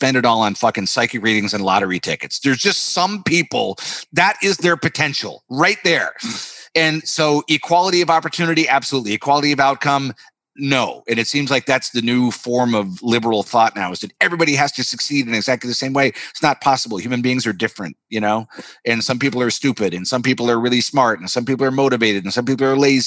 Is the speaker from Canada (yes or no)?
yes; Canada; moved away as an adult; now in Los Angeles, United States; I'm Canadian